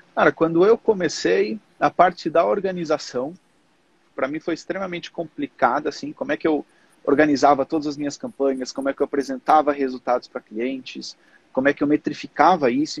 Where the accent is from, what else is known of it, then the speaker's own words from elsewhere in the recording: Portugal; moved away as an adult; now in Brazil; eu, como sempre vivi em Portugal a minha vida toda, eu nasci no Brasil, mas com três anos eu fui para Portugal.